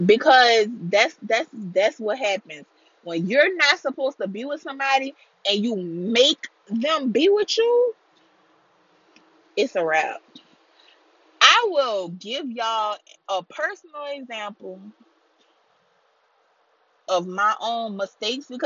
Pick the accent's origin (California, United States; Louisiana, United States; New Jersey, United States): Louisiana, United States; deep south; I am from Louisiana, deep south Louisiana.